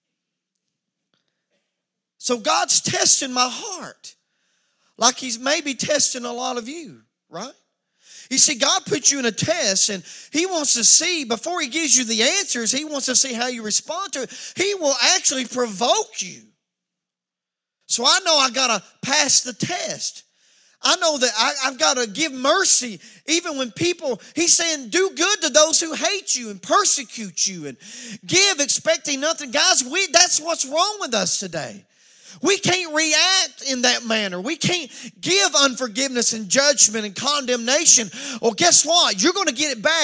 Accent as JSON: {"language": "English", "town": "Wallens Creek", "country": "United States", "said": "I'm from Wallens Creek."}